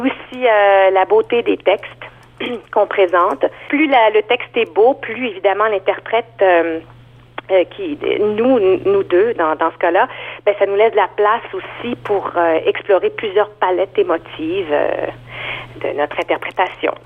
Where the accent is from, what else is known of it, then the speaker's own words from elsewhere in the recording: Montreal, Quebec, Canada; moved away as an adult; now in Toronto, Canada; je viens de Montréal en fait. Ça fait cinq ans que je vis à Toronto